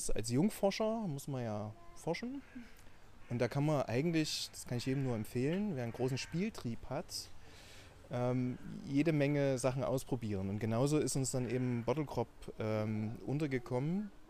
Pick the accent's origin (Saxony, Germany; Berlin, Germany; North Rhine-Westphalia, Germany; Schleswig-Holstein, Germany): Saxony, Germany; Dresden; accent: Saxon; Äh, man merkt es ein bisschen nur am anderen Sächsisch. Äh, ich komme aus Dresden